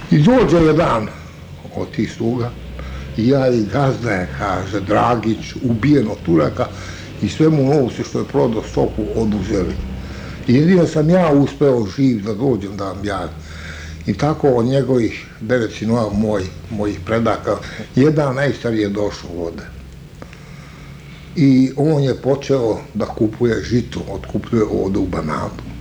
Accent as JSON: {"language": "Croatian", "country": "Bosnia & Herzegovina", "lives_now": "Pančevo, Serbia", "said": "Mi smo sa Majevice došli ovdje u Panču."}